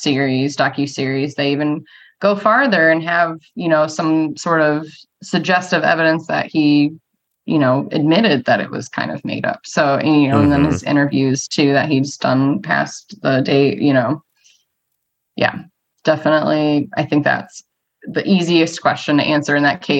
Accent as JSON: {"language": "English", "region": "Michigan", "country": "United States", "accent": "Michigan", "said": "my Michigan accent"}